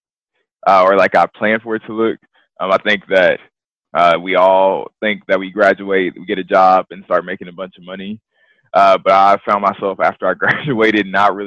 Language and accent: English; College Station, Texas, United States; also born or lived in Waco, Texas; So from College Station, Texas. If you don't know where that is, Texas A&M. That's my hometown. Born and raised there